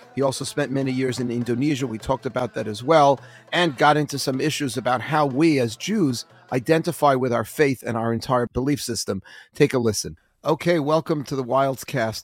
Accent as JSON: {"language": "English", "town": "New York City", "region": "New York", "country": "United States", "tie": "born or raised there", "said": "I grew up in Forest Hills, Queens"}